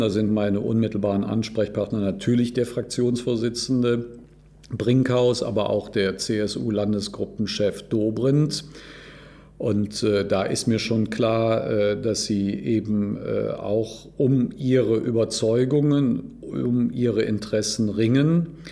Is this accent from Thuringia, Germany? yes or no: no; Cologne, North Rhine-Westphalia, Germany; Also wir Rheinländer und ich bin Kölner